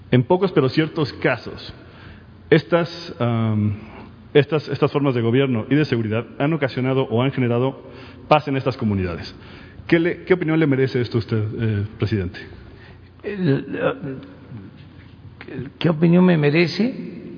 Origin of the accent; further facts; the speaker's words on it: Mexico; now in United States; soy mexicano, pero vivo en Estados Unidos.